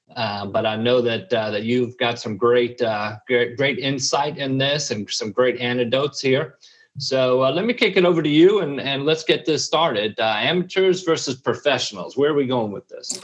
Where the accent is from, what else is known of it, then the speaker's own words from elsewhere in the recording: New York, United States; moved away as an adult; I'm, I'm from New York